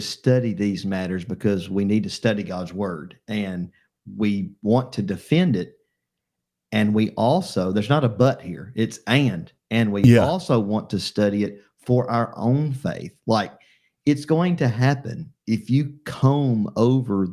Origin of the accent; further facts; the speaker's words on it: Columbiana, Alabama, United States; I'm from Columbiana, Alabama